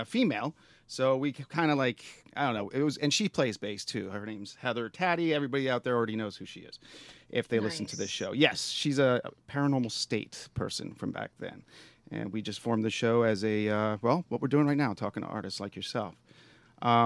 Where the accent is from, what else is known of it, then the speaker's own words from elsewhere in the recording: New York, United States; now in Pittsburgh, United States; I'm from New York myself